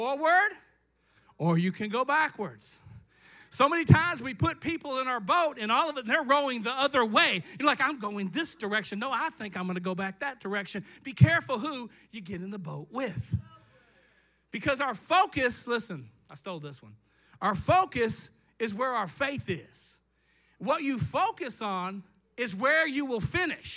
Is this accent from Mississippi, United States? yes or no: no; Eastern Kentucky, United States; I'm from the Eastern Kentucky